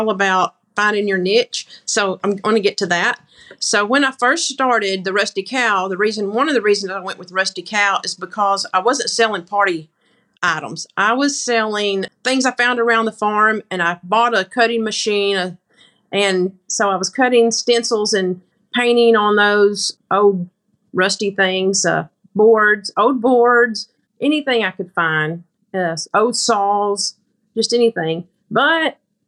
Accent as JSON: {"language": "English", "town": "Grapevine", "region": "Arkansas", "country": "United States", "said": "I'm from Grapevine, Arkansas. It's just a little small farm community. I live on a farm."}